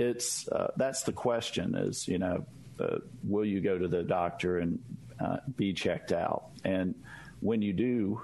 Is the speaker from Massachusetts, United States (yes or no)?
no; Mississippi, United States; born and raised in Mississippi with roots in the Mississippi Delta